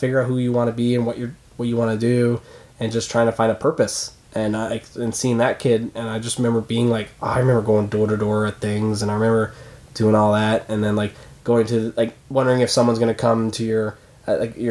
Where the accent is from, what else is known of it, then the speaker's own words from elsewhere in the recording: Newfoundland and Labrador, Canada; moved away as an adult; now in Toronto, Canada; In Newfoundland, I'm from Newfoundland